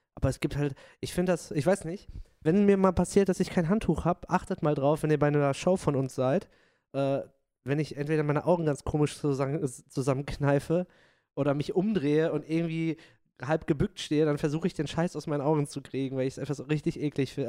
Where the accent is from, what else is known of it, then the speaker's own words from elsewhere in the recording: Dortmund, North Rhine-Westphalia, Germany; ich komme aus Dortmund, ich bin Dortmunder Pottjunge